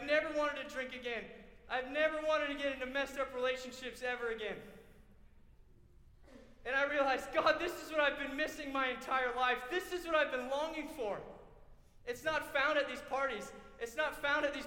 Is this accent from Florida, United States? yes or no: yes; Florida, United States; I grew up in Florida